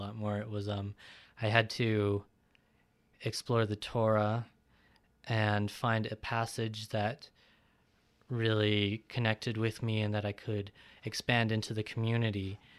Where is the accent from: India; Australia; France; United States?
India; despite that I am from East India, I was adopted, so my family recently, about more than 5 years ago, converted to Judaism.